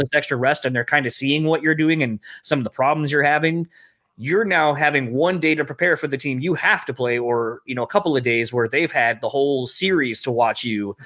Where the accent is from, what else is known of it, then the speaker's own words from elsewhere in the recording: Delaware, United States; now in Michigan, United States; I grew up initially in Delaware, that's where I'm from, and then I, I live here in Michigan.